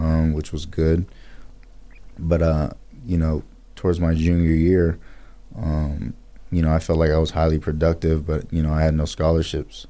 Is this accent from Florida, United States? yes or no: no; Pasadena, California, United States; moved away as an adult; also born or lived in Boise, Idaho / Atlanta, Georgia; I was born and raised in Pasadena, California